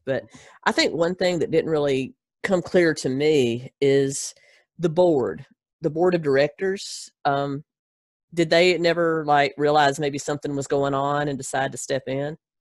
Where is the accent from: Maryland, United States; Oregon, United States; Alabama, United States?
Alabama, United States; Gadsden; originally, a little town called Gadsden, Alabama